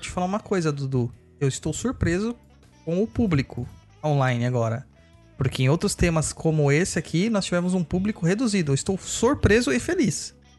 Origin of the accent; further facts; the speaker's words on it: São Paulo, Brazil; Eu sou natural de São Mateus